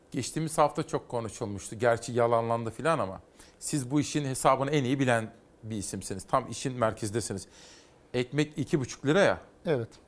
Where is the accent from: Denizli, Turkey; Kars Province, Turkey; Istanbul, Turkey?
Kars Province, Turkey; Kars